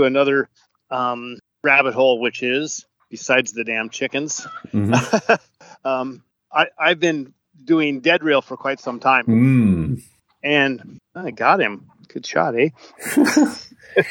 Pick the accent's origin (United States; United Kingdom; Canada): United States; Mount Vernon, Washington; now in Big Island of Hawaii, United States; the railroad that ran in my hometown